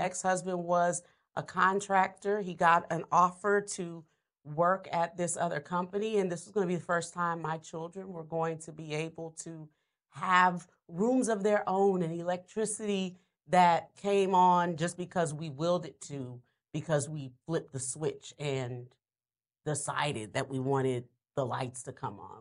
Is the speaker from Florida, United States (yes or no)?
no; New Orleans, Louisiana, United States; I'm a, I'm a Louisiana girl. I'm from New Orleans